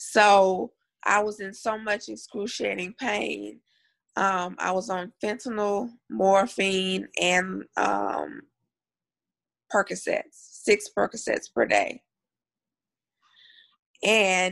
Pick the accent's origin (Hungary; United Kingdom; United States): United States; Columbia, Louisiana; I grew up in a very, very small town called Columbia, Louisiana, which is by Monroe. So it's north.